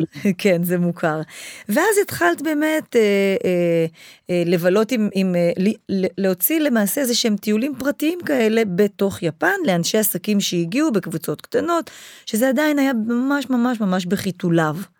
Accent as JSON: {"language": "Hebrew", "country": "Israel", "also_born_or_lived": "Japan", "moved": "as an adult", "said": "כשאני חזרתי לארץ"}